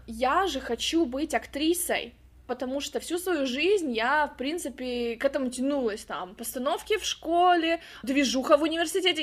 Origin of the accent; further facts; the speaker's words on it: Khabarovsk, Khabarovsk Krai, Russia; moved away as an adult; now in California, United States; я родом из Хабаровска, это Россия, Дальний Восток